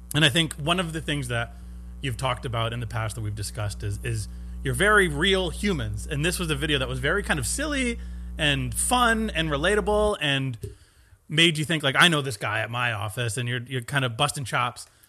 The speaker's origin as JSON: {"language": "English", "town": "Stratford", "region": "Connecticut", "country": "United States", "tie": "born or raised there", "said": "born and raised in Stratford, Connecticut, about forty-five minutes from here"}